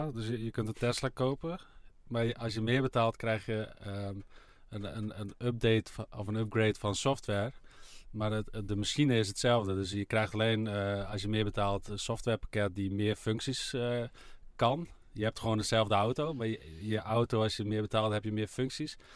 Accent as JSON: {"language": "Dutch", "region": "Friesland", "country": "Netherlands", "said": "ik ben Fries"}